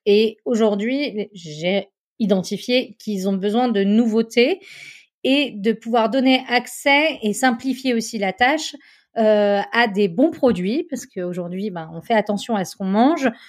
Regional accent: Chamonix, Auvergne-Rhône-Alpes, France; j'ai grandi à Chamonix, dans une petite ville euh, au pied du Mont Blanc

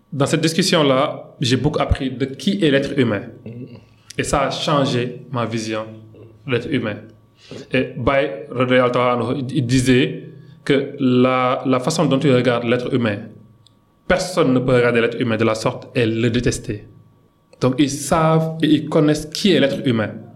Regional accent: Guédiawaye, Dakar, Senegal; French is a second language; je suis né et grandi à Guédiawaï

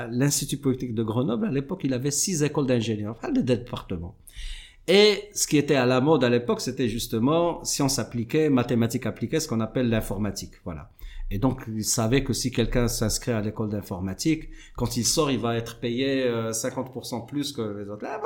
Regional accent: Morocco; moi, je suis marocain, j'aime bien la chimie

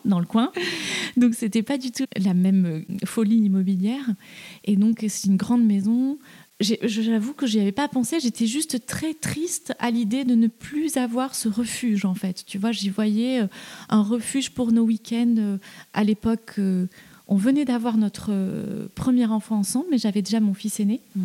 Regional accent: Toulouse, Occitania, France; moved away as an adult; also born or lived in Paris; now in Eure, France; j'ai grandi en ville, j'ai grandi à Toulouse, puis je suis venue faire mes études à Paris à 18 ans

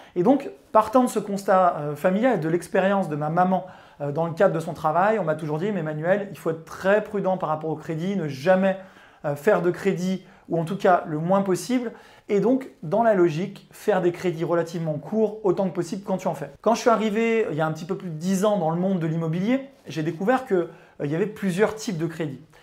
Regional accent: Chambéry, Auvergne-Rhône-Alpes, France; j'ai grandi en province à Chambéry, ou en tout cas à côté de Chambéry

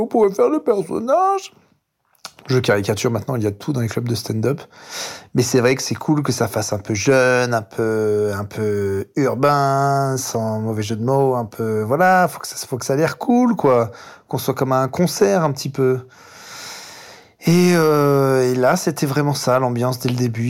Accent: France; also born or lived in Paris; on vient de France, hein, on est à Paris dans le 18e

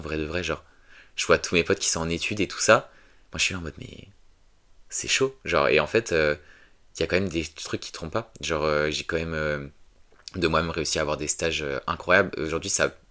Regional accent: a small village in the Paris suburbs, Île-de-France, France; je viens d'un petit village euh, que je vais taire parce que j'y habite toujours. ouais, dans un petit village en banlieue de Paris

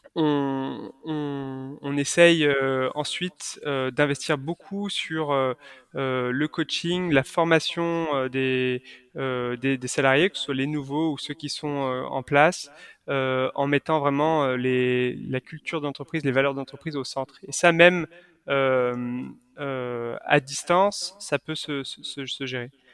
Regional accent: Lyon, Auvergne-Rhône-Alpes, France; je suis originaire de Lyon

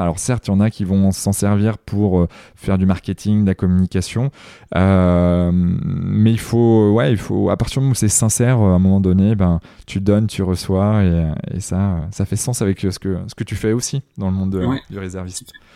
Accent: Carentoir, Brittany, France; Carantoir, là où Ubisoft a été créé, et c'est là où je suis originaire

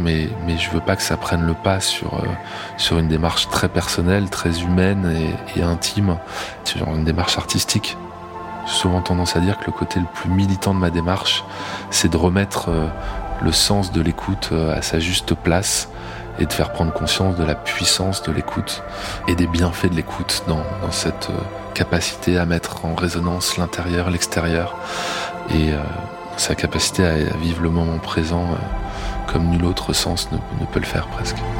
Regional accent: Grenoble, Auvergne-Rhône-Alpes, France; je suis né à Grenoble, hein, euh, dans les montagnes

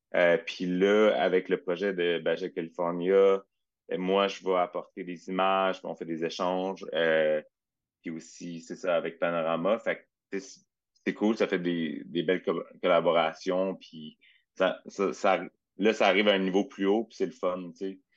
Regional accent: Châteauguay, Quebec, Canada; je viens de Châteauguay au départ

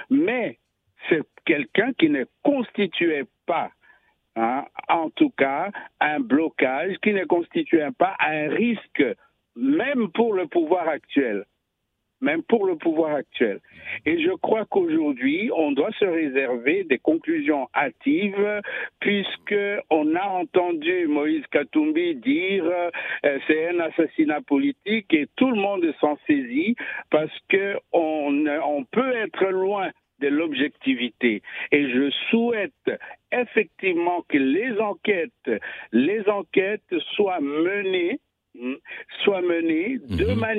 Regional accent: DR Congo; now in France; moi je vous appelle de la France au fait, et c'est pas de Kinshasa. Je suis congolais, mais je vous appelle de la France.

